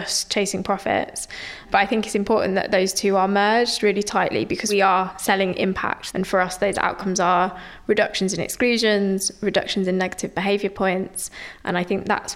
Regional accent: London, United Kingdom; also born or lived in Nottingham; I grew up in South East London in a council estate in Lewisham.

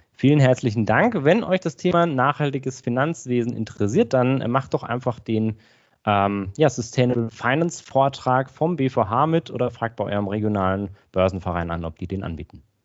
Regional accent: Aschaffenburg, Bavaria, Germany; now in Augsburg, Germany; Ich komme ursprünglich aus Aschaffenburg in Unterfranken, also in der Nähe von Frankfurt, aber ich äh, lebe mittlerweile in äh, Augsburg

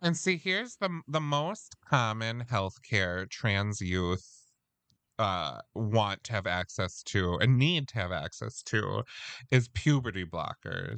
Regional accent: Midwest, United States; we're from the Midwest

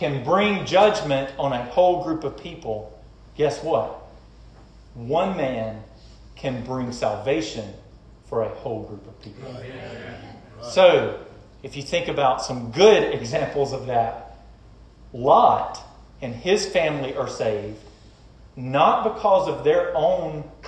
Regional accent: United States; we grew up in America

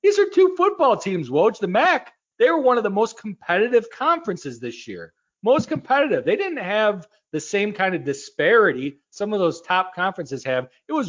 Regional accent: Midwest, United States; we're from the Midwest.

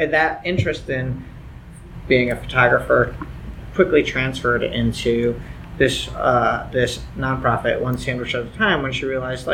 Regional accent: New York, United States; as a New Yorker

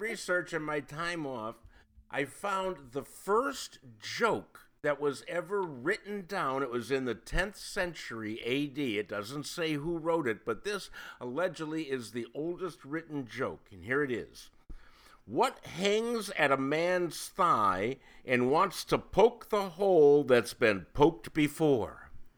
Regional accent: Cleveland, Ohio, United States; now in Illinois, United States; I grew up in Cleveland

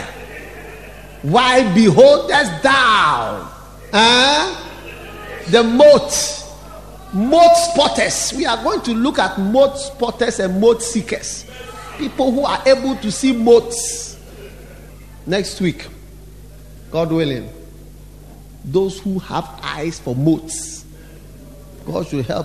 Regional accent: Accra, Greater Accra, Ghana; I'm from Accra.

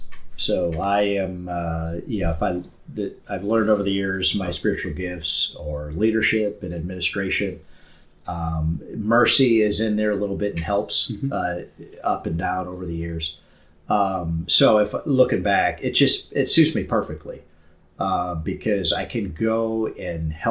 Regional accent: St. Louis, Missouri, United States; now in Milwaukee, United States; growing up in St. Louis and then living in Milwaukee

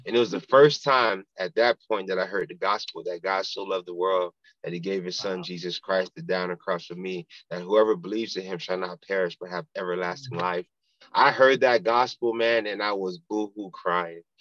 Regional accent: Pompano Beach, Florida, United States; I grew up in Pompano Beach, Florida, born and raised

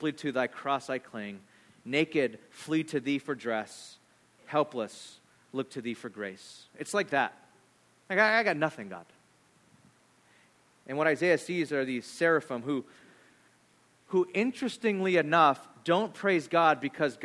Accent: California, United States; I'm from California

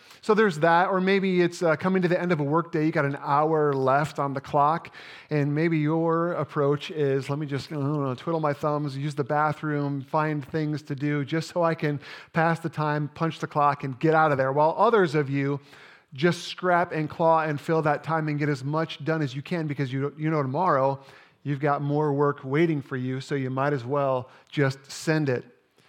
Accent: Indiana, United States; I grew up playing basketball in Indiana, and by the time I was in seventh grade, I was ready to join our school's junior high team.

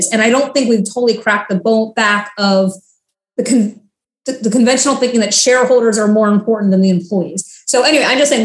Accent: Florida, United States; now in Washington, D.C., United States; I'm from Florida

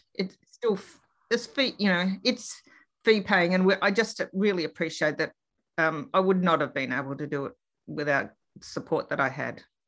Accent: Melbourne, Victoria, Australia; also born or lived in Queensland; I grew up in Reservoir in Melbourne

